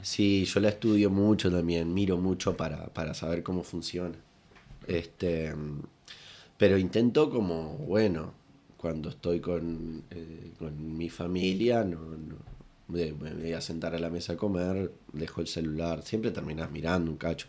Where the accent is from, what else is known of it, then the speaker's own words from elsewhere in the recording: La Paloma, Rocha, Uruguay; yo soy allá de La Paloma